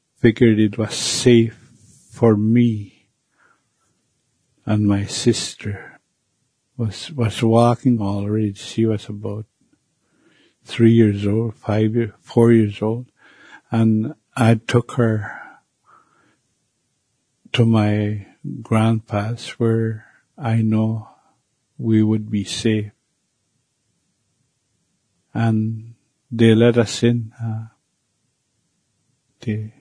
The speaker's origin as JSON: {"language": "English", "country": "Canada", "tie": "born or raised there", "first_language": "Cree", "second_language": "English", "said": "As a child growing up back in Sioux Lake"}